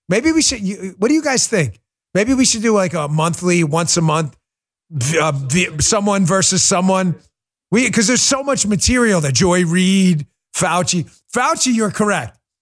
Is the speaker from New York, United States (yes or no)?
yes; New York City, New York, United States; moved away; I grew up in New York, and we listened to a lot of rap.